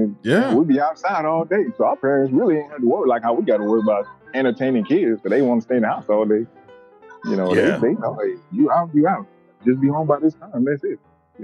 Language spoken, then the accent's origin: English; U.S. Virgin Islands; moved away as an adult; For me, well, you know, I'm from the Virgin Islands, born and raised, stayed there. You know, I left to join the Army when I was 20 years old.